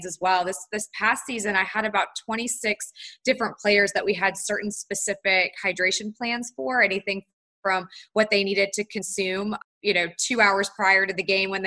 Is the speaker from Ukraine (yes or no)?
no; Charlotte, North Carolina, United States; also born or lived in Tallahassee, Florida; I'm from Charlotte, North Carolina. So I grew up in North Carolina